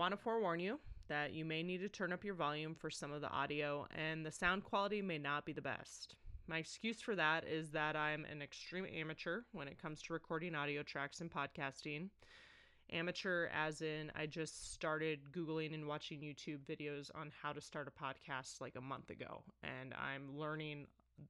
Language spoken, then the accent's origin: English; Holabird, South Dakota, United States; also born or lived in Highmore, South Dakota; was born and raised on a farm in small town South Dakota. I'm originally from Hollabird and went to school in Highmore